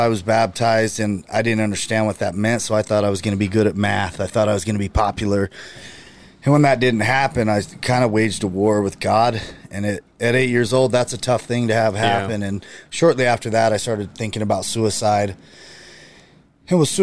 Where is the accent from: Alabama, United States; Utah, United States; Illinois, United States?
Utah, United States; Bountiful; born and raised in Bountiful.